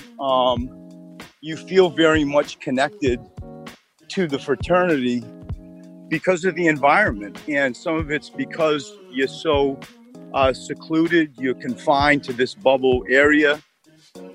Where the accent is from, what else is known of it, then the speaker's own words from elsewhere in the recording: New England, United States; now in Philadelphia, United States; I grew up in New England